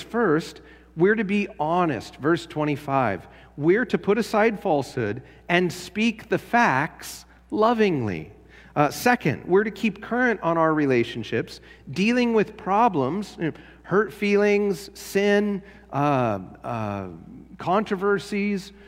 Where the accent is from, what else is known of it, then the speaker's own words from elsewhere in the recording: Los Angeles, California, United States; now in Spotsylvania, United States; I was from LA, I was from Los Angeles